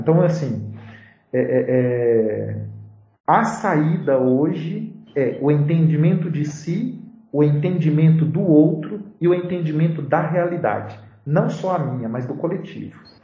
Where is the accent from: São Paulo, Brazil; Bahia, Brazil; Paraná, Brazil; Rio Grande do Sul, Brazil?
Bahia, Brazil; interior of; moved away as an adult; now in Belo Horizonte, Brazil; voltar lá para minha cidade, no interior da Bahia